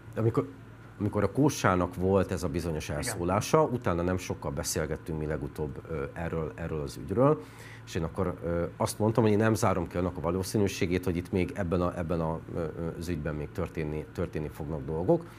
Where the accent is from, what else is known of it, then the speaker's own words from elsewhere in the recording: Békés, Hungary; moved away as an adult; also born or lived in Budapest; Békés ott születtem, ott nőttem fel